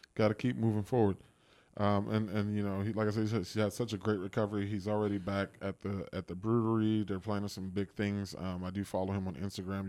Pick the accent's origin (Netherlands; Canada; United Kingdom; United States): United States; Washington, District of Columbia; moved away as an adult; now in Los Angeles, United States; my hometown